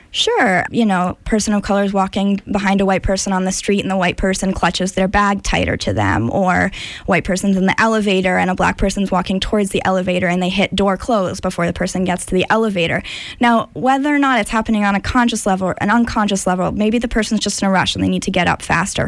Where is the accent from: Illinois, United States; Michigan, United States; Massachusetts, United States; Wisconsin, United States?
Massachusetts, United States; Amherst; also born or lived in India; I grew up in Amherst, Massachusetts, in the western part of the state